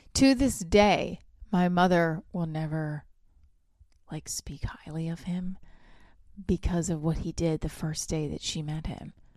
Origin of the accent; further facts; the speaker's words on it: New Jersey, United States; I'm from Jersey